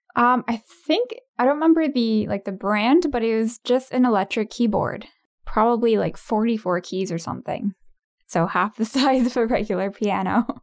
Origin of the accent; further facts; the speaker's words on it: Ottawa, Ontario, Canada; born and raised in Ottawa